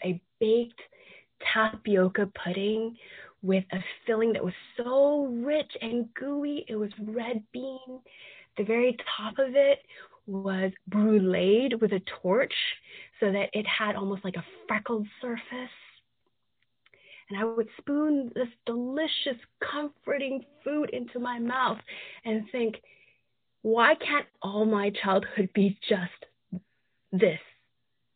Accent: San Francisco, California, United States; moved away as an adult; now in Atlanta, United States; a Chinese American child growing up in the San Francisco area. Your parents, if they're from Hong Kong, they would take you to tea houses, dim sum places, maybe San Francisco, maybe somewhere in Kearney Street in the middle of Chinatown, or maybe Oakland Chinatown. And that was my experience.

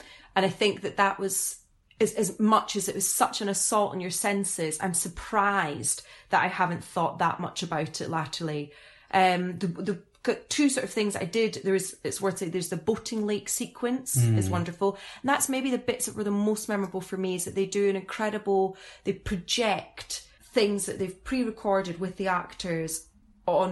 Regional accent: Scotland, United Kingdom; as a Scottish person

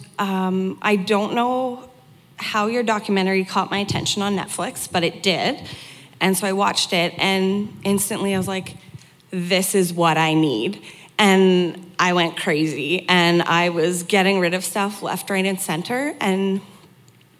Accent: Fallis, Alberta, Canada; I am from a tiny little hamlet called Fallis, so it's west of Edmonton on your way to Jasper

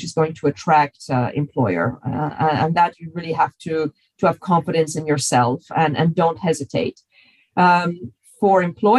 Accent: United States; moved away as an adult; now in Europe; being an American

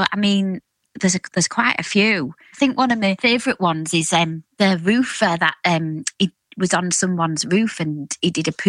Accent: Hull, Yorkshire and the Humber, United Kingdom; also born or lived in Hessle; I'm West Hull. I was brought up on Springbank, and then we moved to Hesel when I was a bit older.

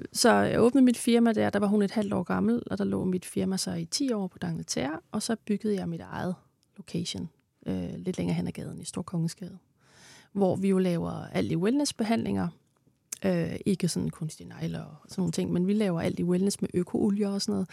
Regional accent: Denmark; moved away; nu kommer jeg fra Jylland

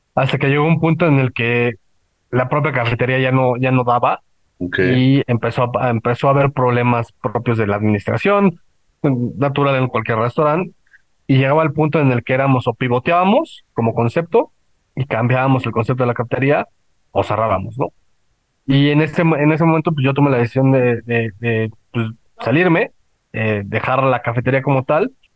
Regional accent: Mexico City, Mexico; also born or lived in Puebla; yo no vivía en Puebla, yo vivía en, bueno, yo soy de la Ciudad de México

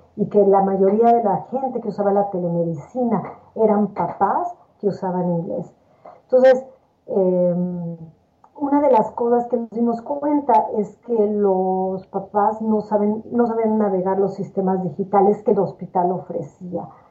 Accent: Mexico City, Mexico; moved away as an adult; also born or lived in New York / Miami / Michigan; now in Nashville, United States; yo nací en la Ciudad de México, donde estudié la carrera de medicina en la Universidad Autónoma de México

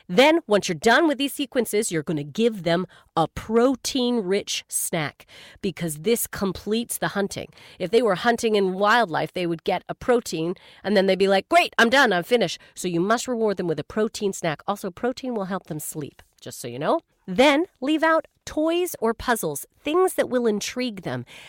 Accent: Canada; I'm from Canada

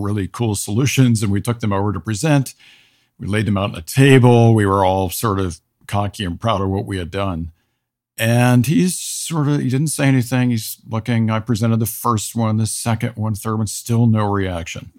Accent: United States; as an American

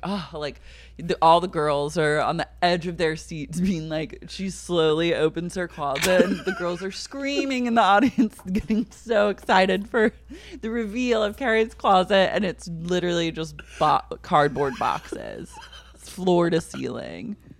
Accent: Oklahoma, United States; I'm from Oklahoma

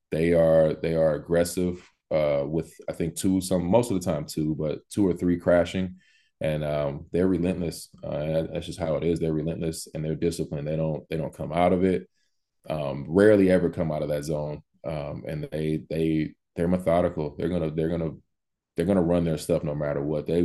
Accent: California, United States; I mean, I grew up in California. I didn't even know Sacramento Academy existed. Growing up there, I went to LA Academy.

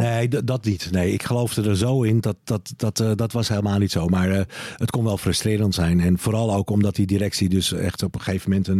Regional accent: Bergen, North Holland, Netherlands; moved away; Ik woon er niet meer, hè? Maar ik ben daar wel eh, opgegroeid

